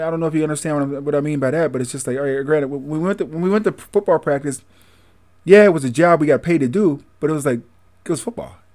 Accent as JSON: {"language": "English", "town": "Greensboro", "region": "North Carolina", "country": "United States", "said": "Carolina, Greensboro, yeah. and uh, North Carolina, uh, Camp Hill, uh, Alabama, Tuscaloosa, Alabama."}